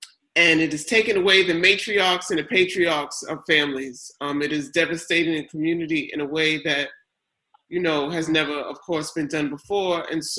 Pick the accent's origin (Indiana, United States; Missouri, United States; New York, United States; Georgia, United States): New York, United States; New York City; Yeah, so I come from Queens. We're based in Queens.